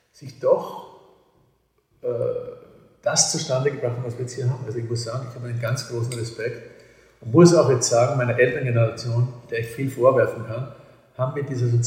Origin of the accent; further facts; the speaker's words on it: Vienna, Austria; accent: Viennese; kann also wirklich ordinär Wienerisch, als ich im 10. Bezirk geredet habe richtigen Haklerbezirk, wo ich aufgewachsen bin. Und das ist meine Lieblingssprache.